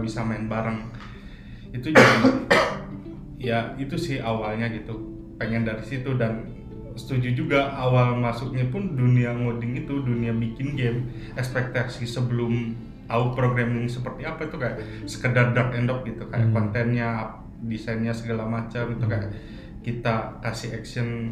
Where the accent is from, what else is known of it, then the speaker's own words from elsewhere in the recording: Sumedang, West Java, Indonesia; moved away as an adult; also born or lived in Bandung / Bogor; now in Jakarta, Indonesia; lahir di Bandung hmm. cuman besar di Sumedang